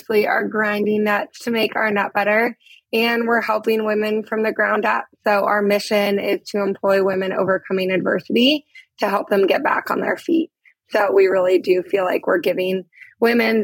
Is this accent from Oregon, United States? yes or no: yes; Portland, Oregon, United States; moved away as an adult; also born or lived in Uganda; Portland, Oregon is my hometown